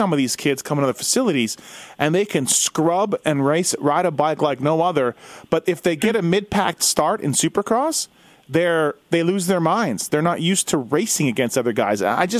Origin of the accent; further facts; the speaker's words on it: Canada; I'm Canadian